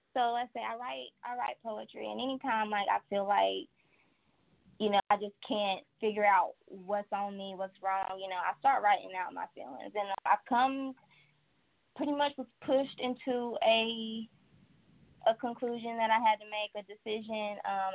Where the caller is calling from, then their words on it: Wilmington, North Carolina, United States; I am calling from North Carolina, Wilmington.